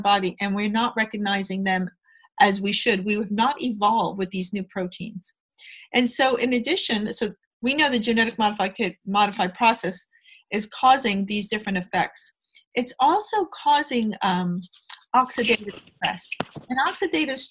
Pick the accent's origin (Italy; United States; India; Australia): United States; New York; I'm a New Yorker